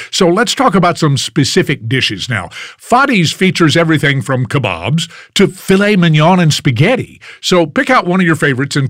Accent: Sugar Land, Texas, United States; my hometown, Sugarland

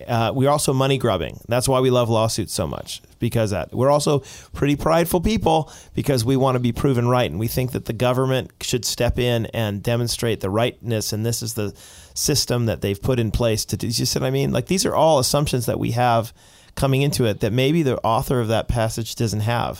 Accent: United States; moved away as an adult; now in Abbotsford, Canada; I'm an American

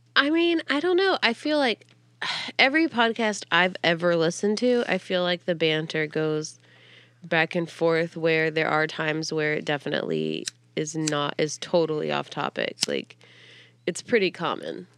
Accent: Pensacola, Florida, United States; moved away; I'm from Florida

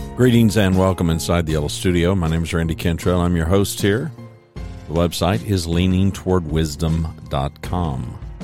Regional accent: United States; I was born in America

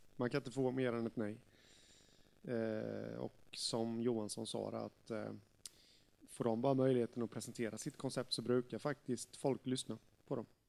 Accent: Jönköping, Jönköping County, Sweden; HV71 i min hemstad

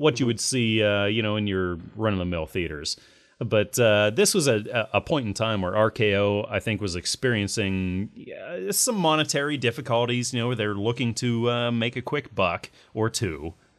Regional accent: United States; I'm American, so I have my passport

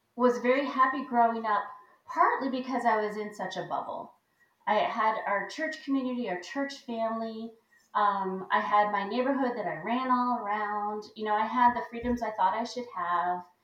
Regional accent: Buffalo, New York, United States; moved away; also born or lived in Hawaii; I grew up in Buffalo

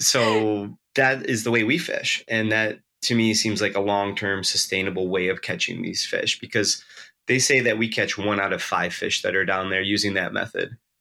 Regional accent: Western New York, United States; moved away; also born or lived in Kodiak, Alaska; I grew up in Western New York

